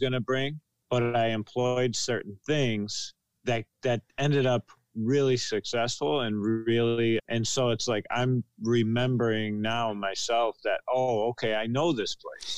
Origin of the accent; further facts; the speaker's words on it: Buffalo, New York, United States; I'm from Buffalo, New York